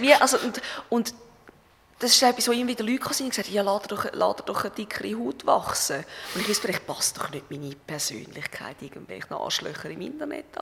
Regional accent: Schaffhausen, Switzerland; moved away; das ist Schaffhausen, das ist mein Heimatort

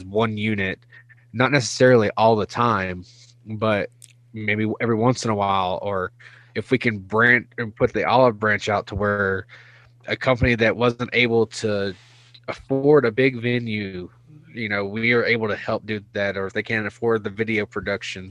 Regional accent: Pulaski, Virginia, United States; now in Spokane, United States; I grew up in Pulaski, Virginia

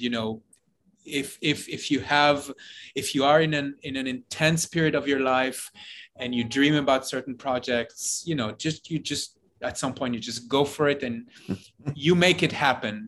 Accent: Jerusalem, Jerusalem District, Israel; moved away as an adult; also born or lived in New York; I grew up in Jerusalem, uh, in Israel

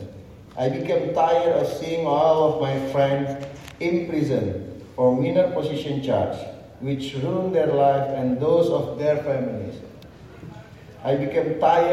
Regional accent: Indonesia; born or raised there

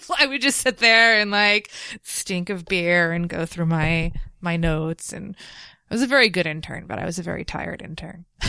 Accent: Nutley, New Jersey, United States; also born or lived in Bloomfield, New Jersey; I'm from Nutley, but I live in Bloomfield now

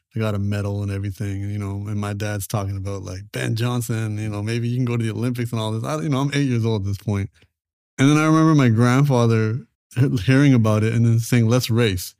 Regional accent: Canada; my parents made the transition over to Canada, and then I was born in Canada

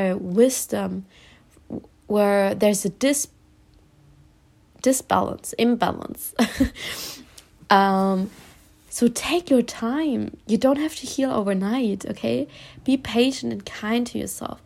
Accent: Germany; also born or lived in Spain; I was born in Spain and I lived in Spain, and when I was young, 8 years old, we moved back to Germany

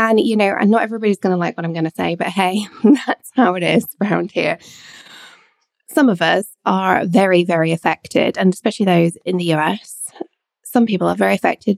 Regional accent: England, United Kingdom; also born or lived in Scotland / Edinburgh; Growing up in England, although I'm Scottish and born in Scotland, I went to school in England

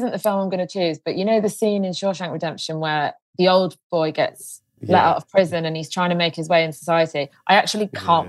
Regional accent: Leamington Spa, West Midlands, United Kingdom; In Leamington Spa.

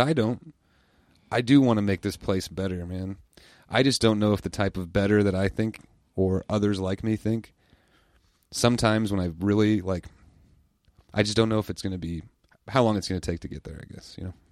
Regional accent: United States; I love living in the United States. I love being American

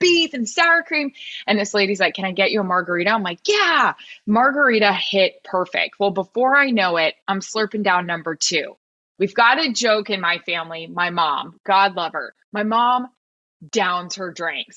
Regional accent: Florida, United States; I am from Florida

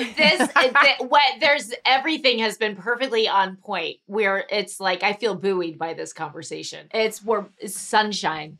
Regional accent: Missouri, United States; I grew up in Missouri

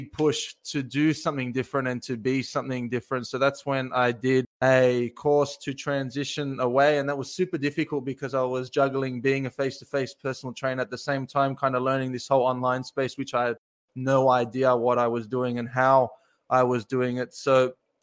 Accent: Australia; I am from Australia

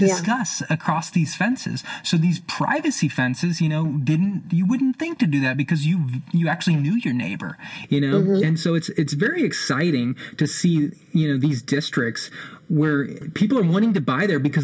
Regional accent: Austin, Texas, United States; now in Oklahoma City, United States; I'm originally from Austin, Texas

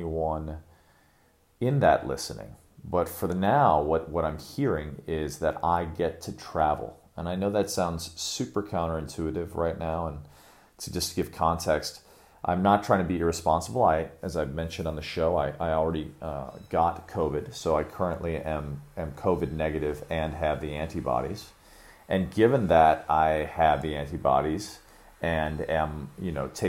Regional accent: Chicago, Illinois, United States; moved away; also born or lived in Sri Lanka; Chicago, my hometown

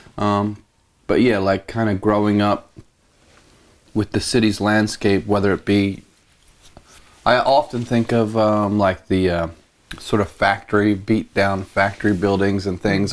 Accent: Philadelphia, Pennsylvania, United States; grew up in the suburbs, just outside of Philly, not like far suburbs

